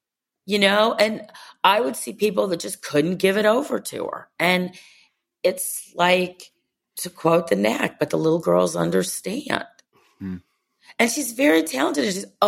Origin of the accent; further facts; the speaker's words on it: Cleveland, Ohio, United States; and I grew up in Cleveland, Ohio, where people didn't see us either.